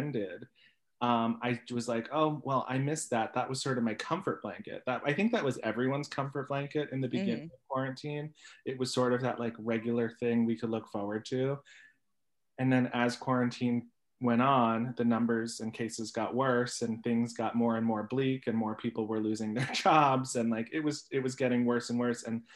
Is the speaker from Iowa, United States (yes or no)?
no; New York City, New York, United States; I grew up in College Point, Queens with a garbage man dad and a mom who worked at a vending machine company